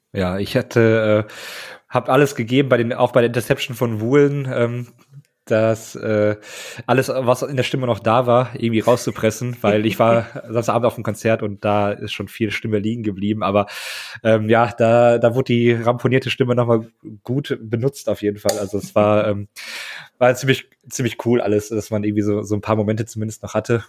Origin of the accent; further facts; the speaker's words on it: Münster, North Rhine-Westphalia, Germany; ich komme aus Münster